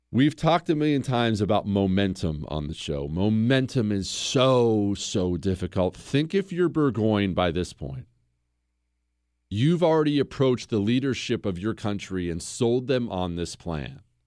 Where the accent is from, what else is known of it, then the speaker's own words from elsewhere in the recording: United States; as an American